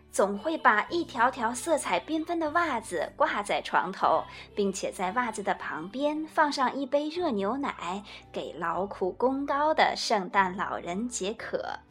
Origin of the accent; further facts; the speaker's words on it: China; 就像我们中国人过春节吃年夜饭那样